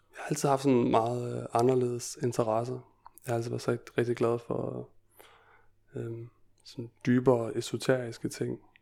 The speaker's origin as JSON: {"language": "Danish", "country": "Denmark", "tie": "born or raised there", "said": "jeg er født og opvokset i Danmark"}